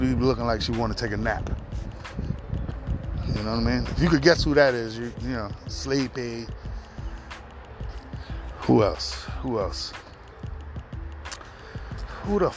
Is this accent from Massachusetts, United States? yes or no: no; New York City, New York, United States; I'm from New York City